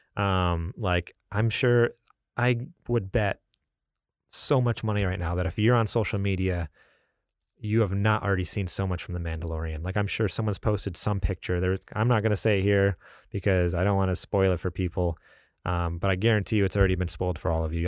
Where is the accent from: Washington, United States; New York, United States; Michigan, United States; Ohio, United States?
New York, United States; moved away; also born or lived in California; I'm originally from New York